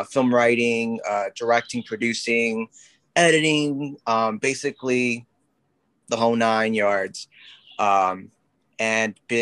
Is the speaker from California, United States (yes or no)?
no; Philadelphia, Pennsylvania, United States; your average Puerto Rican guy who, you know, was born and raised in North Philadelphia.